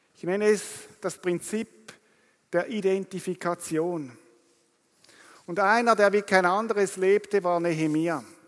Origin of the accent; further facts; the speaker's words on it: Rapperswil, St. Gallen, Switzerland; ich komme aus Rapperswil am Zürichsee